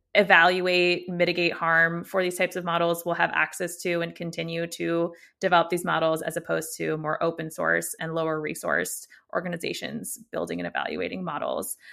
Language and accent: English; United States; accent: American; I'm obviously American for my accent, and, uh, born and raised here